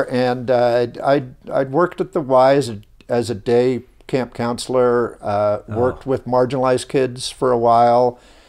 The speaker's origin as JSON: {"language": "English", "town": "Hawthorne", "region": "California", "country": "United States", "tie": "born or raised there", "said": "Yeah, so born and raised in the LA area in Southern California, in the city of Hawthorne. That's home of … and SpaceX and a lot of aerospace work there."}